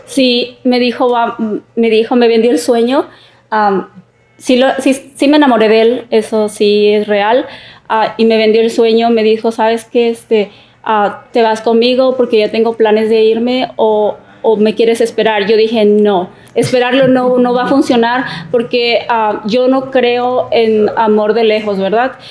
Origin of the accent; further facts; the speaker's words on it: Oaxaca, Mexico; now in California, United States; Soy de la ciudad de Oaxaca.